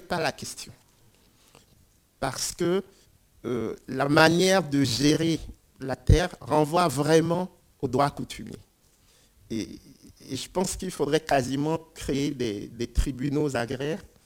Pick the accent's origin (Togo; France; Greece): Togo; Lomé, Maritime; je viens du Togo et je suis natif de la capitale, Lomé